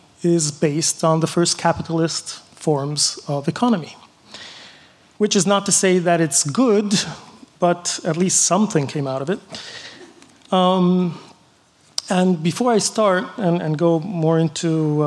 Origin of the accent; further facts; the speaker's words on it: Florence, Tuscany, Italy; I come from Europe, Italy, Florence